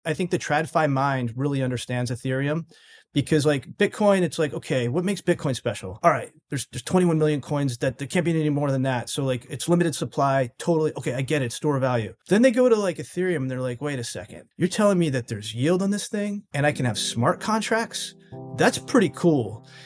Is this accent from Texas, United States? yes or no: no; New York City, New York, United States; I'm from the New York City area